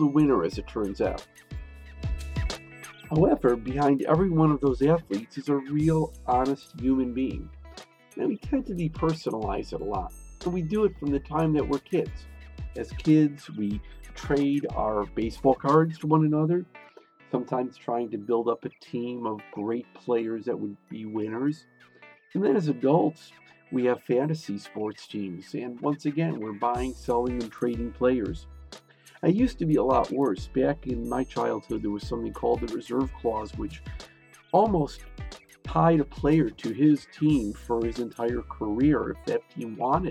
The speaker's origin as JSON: {"language": "English", "town": "Chicago", "region": "Illinois", "country": "United States", "tie": "born or raised there", "said": "I grew up in Chicago"}